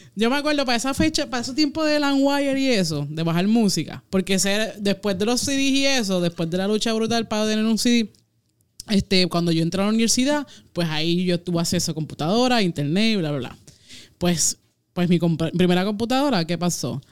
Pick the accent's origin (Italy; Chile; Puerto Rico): Puerto Rico; en mi pueblo, este, yo que no tengo carro, eh, había una, solamente una discotienda